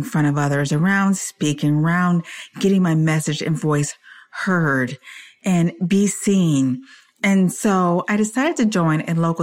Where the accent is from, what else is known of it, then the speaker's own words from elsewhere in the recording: Detroit, Michigan, United States; also born or lived in California / Washington State; now in Spring, Texas, United States; I am originally from Detroit, Michigan